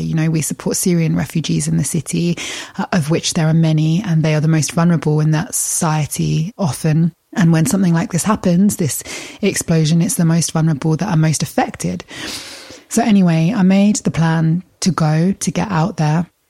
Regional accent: Kent, South East England, United Kingdom; I grew up in Kent. My family live in Kent

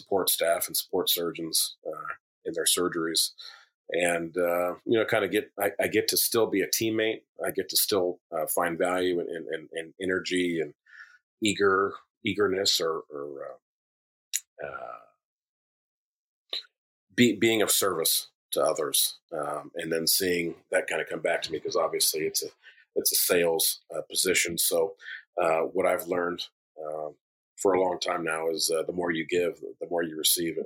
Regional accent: Anchorage, Alaska, United States; Growing up in East Anchorage

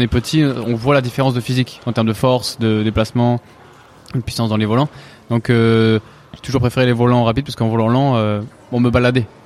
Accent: near Marseille, Provence-Alpes-Côte d'Azur, France; on vient de à côté de Marseille

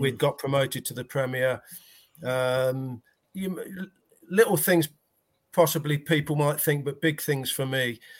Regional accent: United Kingdom; we're British

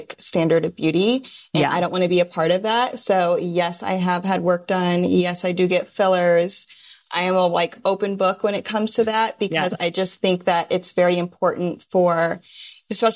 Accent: Midwest, United States; now in Los Angeles, United States; Growing up in the Midwest

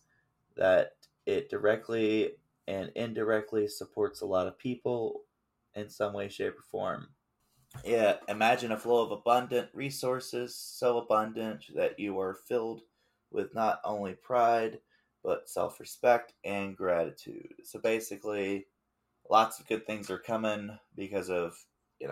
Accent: the Appalachians, United States; I'm from the Appalachians

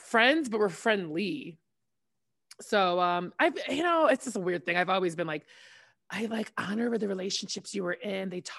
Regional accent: Hammond, Indiana, United States; Northwest Indiana, Hammond, Indiana.

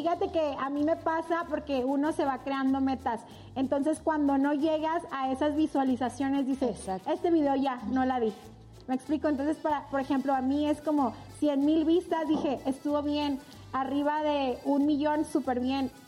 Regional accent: Ciudad Juárez, Chihuahua, Mexico; now in Mexico City, Mexico; Yo soy de Ciudad Juárez, Chihuahua. Soy norteña.

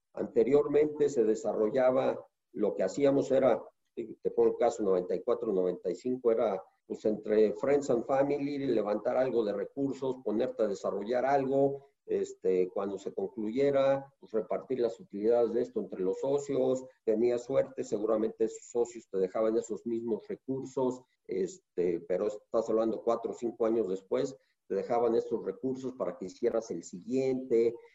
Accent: Mexico; te lo digo como mexicano, no como funcionario de Fibra 1

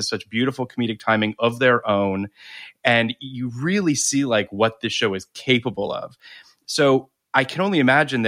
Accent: Canada; moved away; also born or lived in Toronto; I was living in Toronto at the time. So just to, I'm Canadian

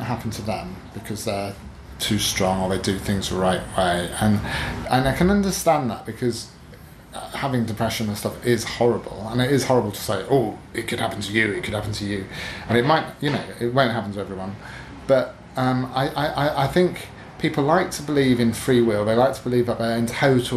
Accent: Newark-on-Trent, East Midlands, United Kingdom; My hometown of Newark-on-Trent, which rarely has any kind of literary events.

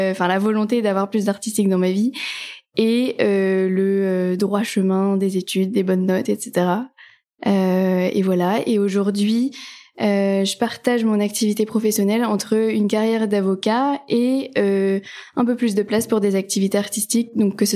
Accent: north of France, France; moved away as an adult; now in Paris, France; j'habite à Paris depuis euh, bah, 10 ans maintenant. Euh, à l'origine, je suis pas de Paris, je viens du nord en gros de la France. Euh, ce sont mes études, hein, comme beaucoup de gens qui m'ont amené à Paris.

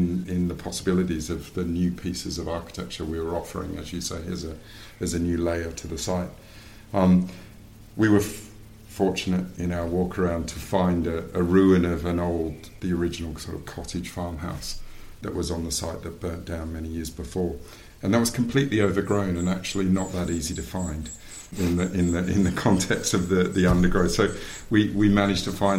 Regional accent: Canberra, Australian Capital Territory, Australia; I grew up in Canberra in Australia

